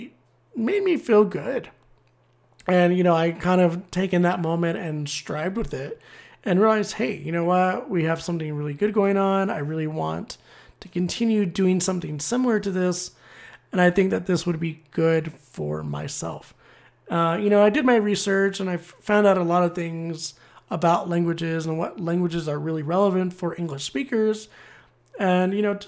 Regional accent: United States; being an American

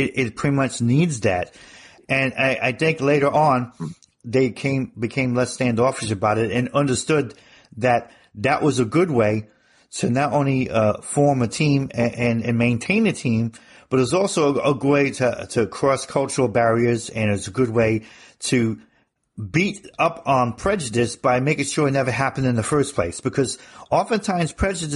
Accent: New Jersey, United States; moved away as an adult; also born or lived in Arizona / Europe; growing up in New Jersey

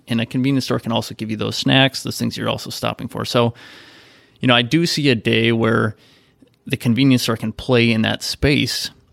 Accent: Midwest, United States; I grew up in the Midwest

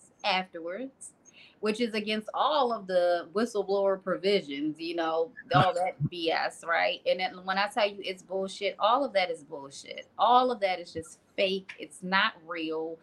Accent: Maryland, United States; I'm originally from Maryland

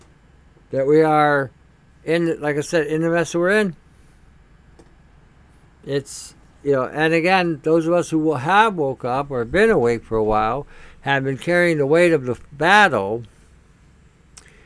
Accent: Canada; as a Canadian

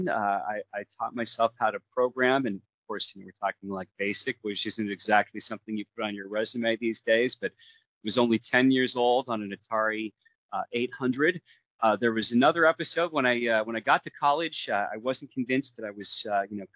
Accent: Seattle, Washington, United States; growing up in Seattle in the 80s

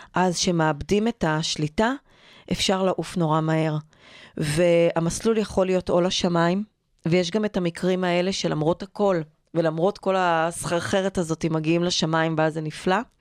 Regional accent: Israel; נולדתי וגדלתי בקיבוץ

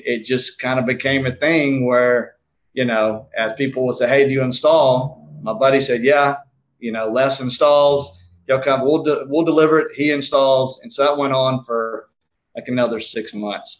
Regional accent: South Georgia, United States; now in Marietta, United States; I grew up in South Georgia where we didn't even know what mulch was

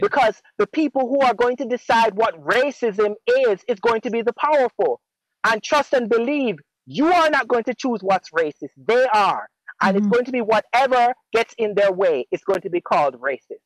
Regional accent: Jamaica; moved away as an adult; now in United States; I was born in America and I lived in Jamaica for 15 years

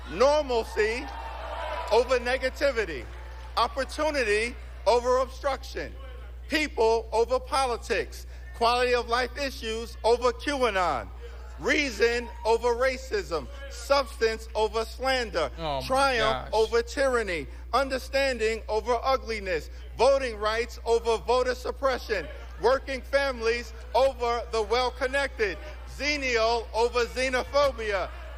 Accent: Brooklyn, New York, United States; I was born in Brooklyn Hospital, raised of opportunity.

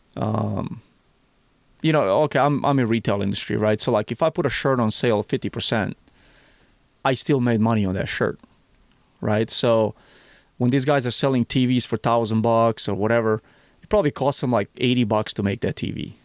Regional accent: Missouri, United States; Missouri, my home state

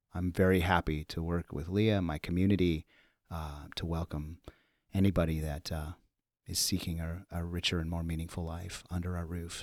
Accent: Los Angeles, California, United States; also born or lived in Central Connecticut / New York City; now in Chicago, United States; I'm from Los Angeles, born and raised

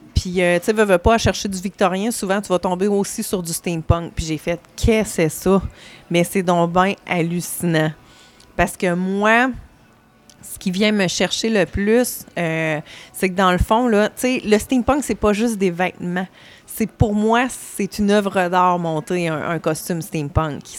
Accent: Saint-Georges, Quebec, Canada; je viens de Saint-Georges-de-Beauce

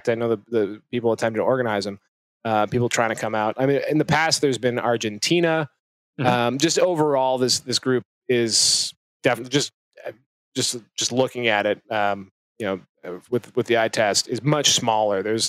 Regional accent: Canada; as a Canadian

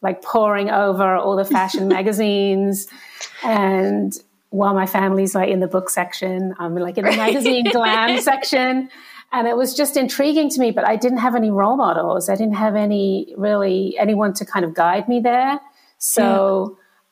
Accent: Kent, South East England, United Kingdom; also born or lived in Liverpool; I was born in Liverpool, but then grew up. I was raised in Kent.

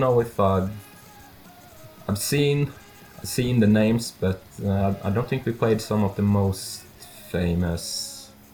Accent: Norway; I'm from Norway

